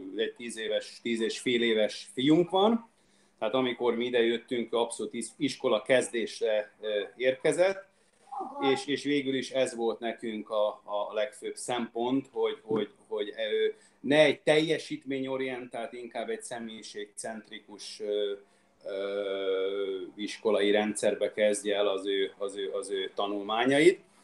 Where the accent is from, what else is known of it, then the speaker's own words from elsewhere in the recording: Budapest, Hungary; moved away as an adult; also born or lived in Székesfehérvár, Hungary; now in Australia; Magyarországon én Budapestről vagyok